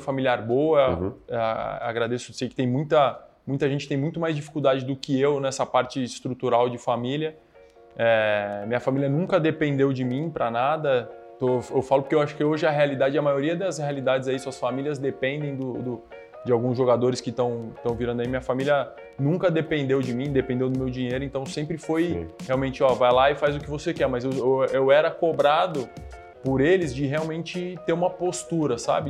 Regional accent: São Paulo, Brazil; also born or lived in Araraquara; sou daqui de São Paulo, né? Natural uhum. aqui de São Paulo

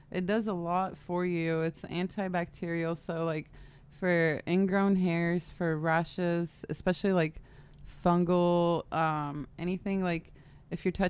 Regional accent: San Diego, California, United States; also born or lived in Michigan; I grew up in San Diego, moved, lived in Michigan uh, throughout high school.

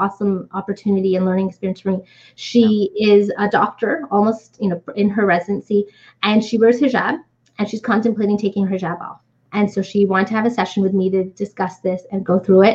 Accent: Canada; But I grew up in Canada. I went to high school here.

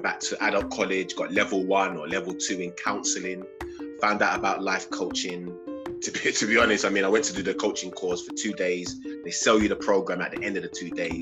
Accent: London, United Kingdom; I was born and raised in Hackney, East London

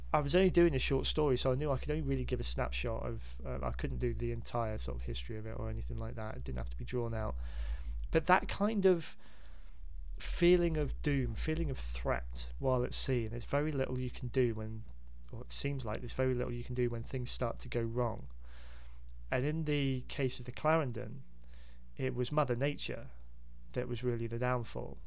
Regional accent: Hampshire, South East England, United Kingdom; I grew up in Hampshire

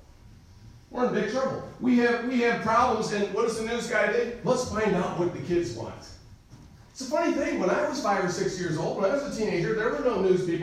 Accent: United States; As an American

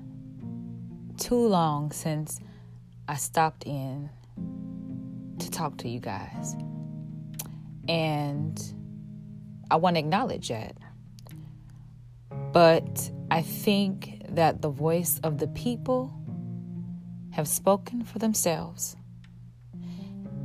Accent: Chicago, Illinois, United States; my hometown of Chicago

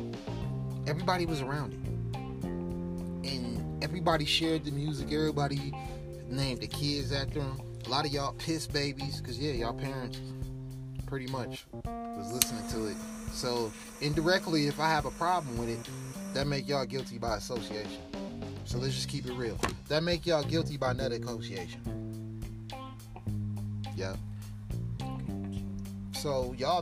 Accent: Milwaukee, Wisconsin, United States; I was raised in Milwaukee, Wisconsin

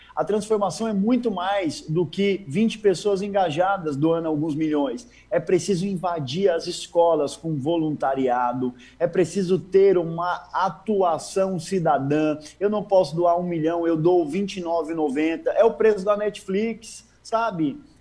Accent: Guarulhos, São Paulo, Brazil; Guarulhos, São Paulo, um barraco de chão de terra batida.

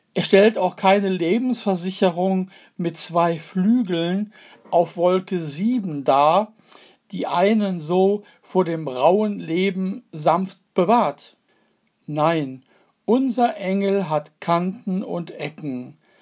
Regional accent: Duisburg, North Rhine-Westphalia, Germany; meine Heimatstadt Duisburg

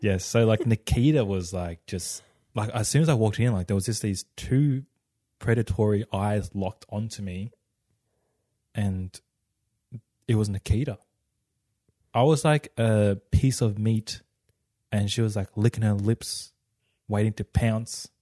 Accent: Australia; I grew up in Australia.

